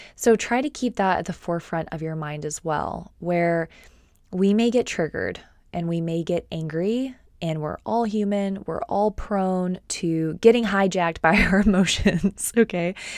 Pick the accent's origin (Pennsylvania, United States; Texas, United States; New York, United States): Texas, United States; Austin; I am from Austin, Texas